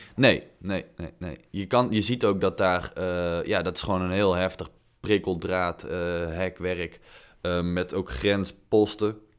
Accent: Netherlands; wij als Nederlanders

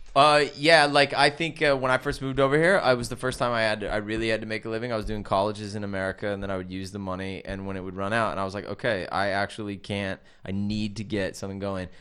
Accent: California, United States; moved away as an adult; now in United Kingdom; growing up in California

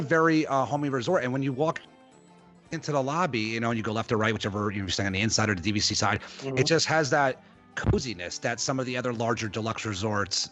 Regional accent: New Jersey, United States; Jersey, which is my home state

